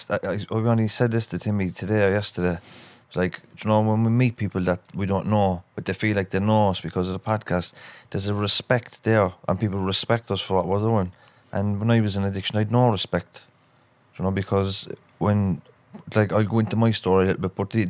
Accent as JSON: {"language": "English", "town": "Dublin", "region": "Leinster", "country": "Ireland", "tie": "born or raised there", "said": "I'm actually originally from Dublin. I was born in the Coombe Hospital."}